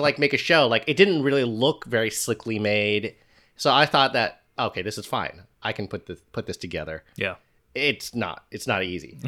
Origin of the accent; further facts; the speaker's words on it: United States; as an American